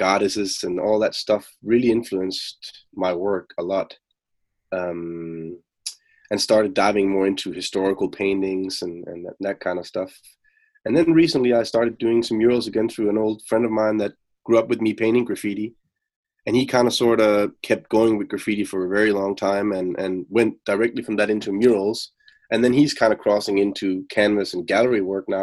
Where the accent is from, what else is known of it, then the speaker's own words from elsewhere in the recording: Denmark; moved away as an adult; now in Copenhagen, Denmark; I'm from Denmark. I'm based out of Copenhagen. I'm not from there, but I live and work in Copenhagen.